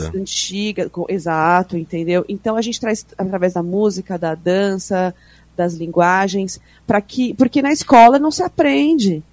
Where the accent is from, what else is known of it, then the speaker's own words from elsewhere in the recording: São Paulo, Brazil; Eu sou paulistana